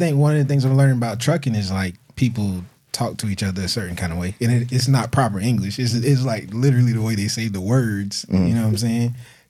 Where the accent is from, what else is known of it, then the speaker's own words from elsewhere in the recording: Blackville, South Carolina, United States; If somebody from Microsoft was to ask me, like, where you from? I'm going to say Blackville, South Carolina.